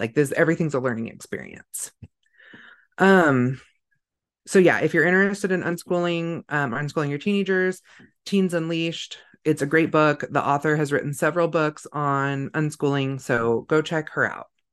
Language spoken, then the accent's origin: English; California, United States; now in Idaho, United States; I grew up in California, but it was a very rural part of California